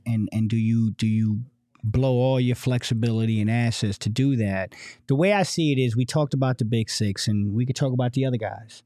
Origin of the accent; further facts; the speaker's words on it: East Coast, United States; now in Phoenix, United States; from the East Coast